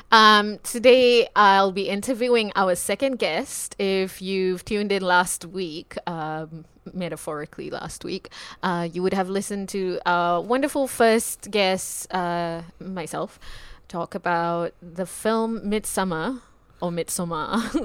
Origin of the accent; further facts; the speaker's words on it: Singapore; I'm from Singapore